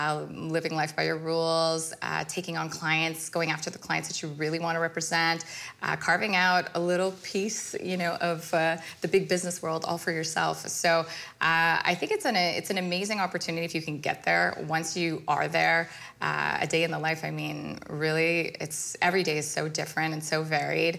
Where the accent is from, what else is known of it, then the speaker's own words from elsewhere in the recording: Canada; Both parents are from India, and they immigrated here, so I'm brought up first-generation Canadian